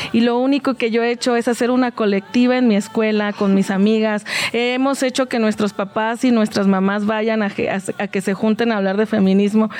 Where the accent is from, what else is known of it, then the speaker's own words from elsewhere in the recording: Mexico; en México, y lo hablo como mexicana